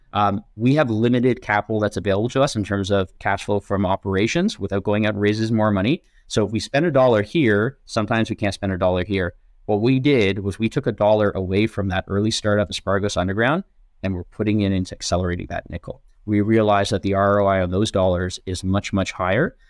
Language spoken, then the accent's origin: English; Canada; as a Canadian